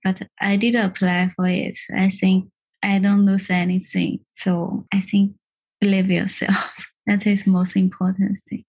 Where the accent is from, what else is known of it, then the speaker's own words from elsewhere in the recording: China; moved away as an adult; now in London, United Kingdom; I came from China.